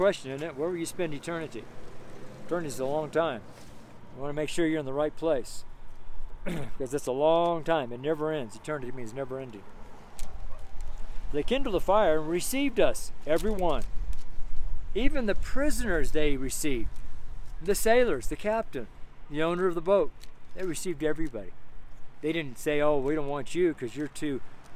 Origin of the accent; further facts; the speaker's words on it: Washoe Valley, Nevada, United States; now in Nederland, United States; where I was raised in Washoe Valley, there are a lot of rattlesnakes